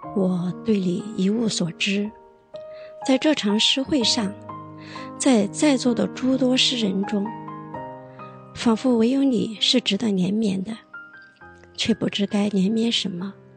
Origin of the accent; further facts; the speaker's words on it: Chongqing, China; now in Hangzhou, China; 我是来自重庆的